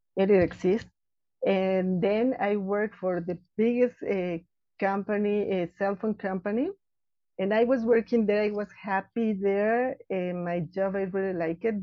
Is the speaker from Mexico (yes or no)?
yes; Mexico City, Mexico; I was born here in Mexico City. I, I live uh, actually here in Mexico City